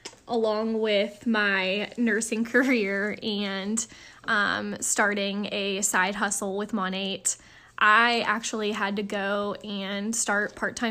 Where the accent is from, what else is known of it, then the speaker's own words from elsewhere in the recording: Brookfield, Ohio, United States; moved away as an adult; also born or lived in Farrell, Pennsylvania / Florida; I kind of spent half of my life in Farrell, Pennsylvania, and the other half in Brookfield, Ohio. So I ended up staying in my hometown to go to college.